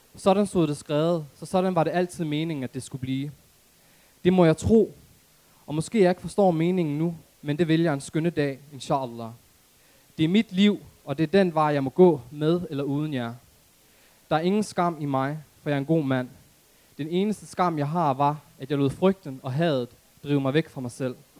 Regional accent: Aarhus, Central Denmark Region, Denmark; jeg er oprindeligt fra Aarhus Gellerupparken

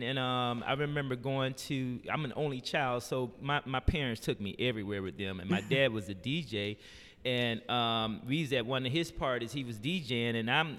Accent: Decatur, Georgia, United States; Man, I grew up in here in Decatur.

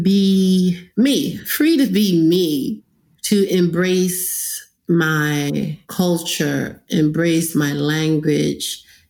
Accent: United States; first language Krio; now in Sierra Leone; it wasn't until I went to America as a five-year-old kid. That's when I knew I was African, when I was teased about being an African.

